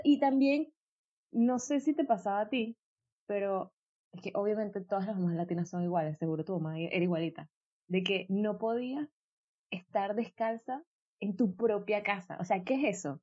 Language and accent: Spanish; Venezuela; moved away; nosotras somos venezolanas